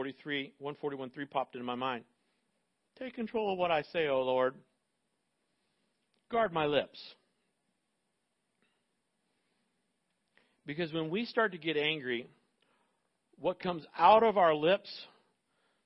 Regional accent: Central Florida, United States; I grew up in Central Florida

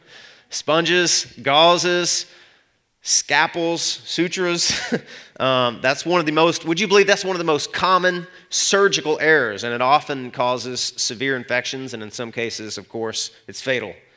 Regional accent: Arkansas, United States; I'm from Arkansas

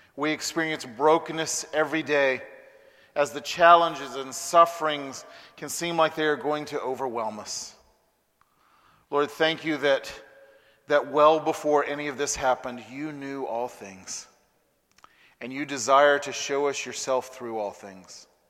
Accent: Huntsville, Alabama, United States; now in Birmingham, United States; I was born and raised in Huntsville, Alabama

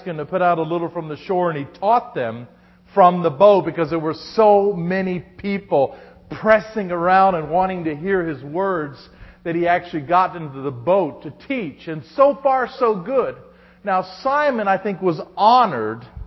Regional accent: Denver, Colorado, United States; I'm from Denver, Colorado

